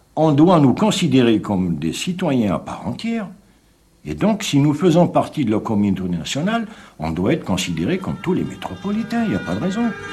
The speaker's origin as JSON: {"language": "French", "region": "Kabylie", "country": "Algeria", "tie": "born or raised there", "moved": "as an adult", "lives_now": "France", "said": "Je suis d'origine kabyle, je suis né là-bas, ma terre natale est là-bas. Je suis obligé de vivre ici"}